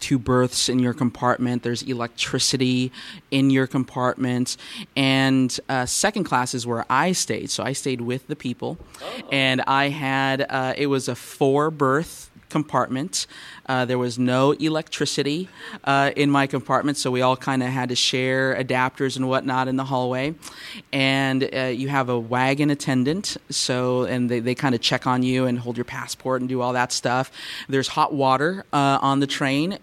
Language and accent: English; Southern California, United States; Growing up in Southern California, we do have a horse culture here